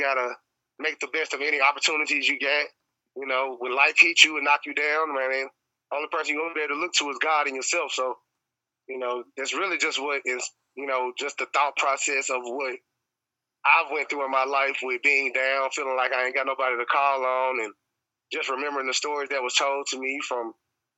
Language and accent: English; Memphis, Tennessee, United States; growing up in Memphis